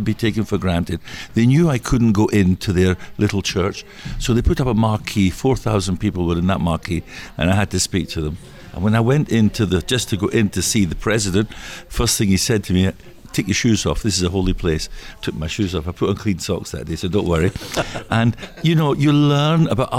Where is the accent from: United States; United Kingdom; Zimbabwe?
United Kingdom; Scotland; accent: Scottish; moved away; my Scottish accent because I'm from Scotland